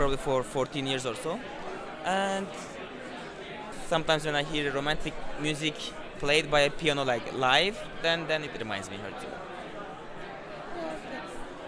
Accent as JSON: {"language": "English", "region": "Istanbul", "country": "Turkey", "tie": "born or raised there", "second_language": "English", "moved": "as an adult", "lives_now": "New York, United States", "said": "I'm from Turkey. Yes, and I was born in Istanbul"}